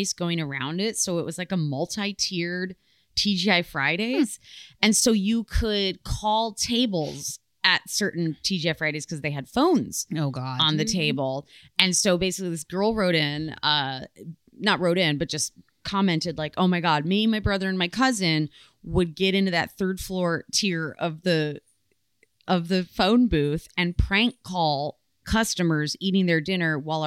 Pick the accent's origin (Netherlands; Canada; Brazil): Netherlands; moved away; the Netherlands, my home country